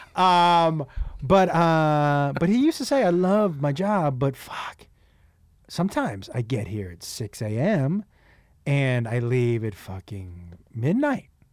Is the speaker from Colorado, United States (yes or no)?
no; Massachusetts, United States; now in Los Angeles, United States; I'm from Massachusetts